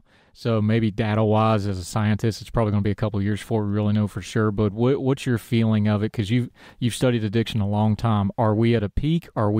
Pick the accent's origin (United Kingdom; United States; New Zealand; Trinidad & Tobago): United States; West Virginia; West Virginia Public Media did a story, they actually did it on my hometown